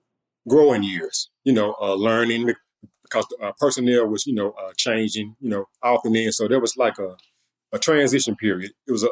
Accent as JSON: {"language": "English", "town": "Memphis", "region": "Tennessee", "country": "United States", "tie": "born or raised there", "said": "I am a product of Memphis. That's my hometown."}